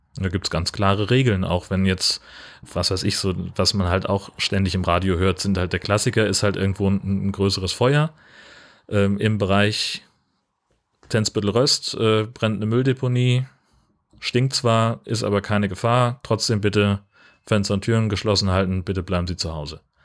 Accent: Hesse, Germany; moved away; in, in Hessen, da wo ich aufgewachsen bin

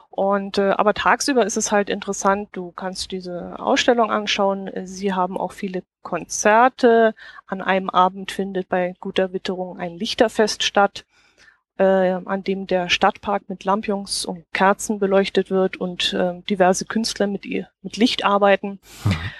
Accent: Kempten, Bavaria, Germany; da steht eine alte Burganlage bei uns in Kempten

